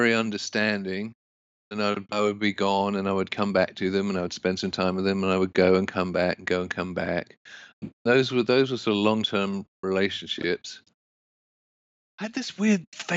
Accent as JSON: {"language": "English", "region": "London", "country": "United Kingdom", "tie": "born or raised there", "moved": "as an adult", "lives_now": "United States", "said": "I grew up mainly in London, England, and I knew I didn't want to live in England"}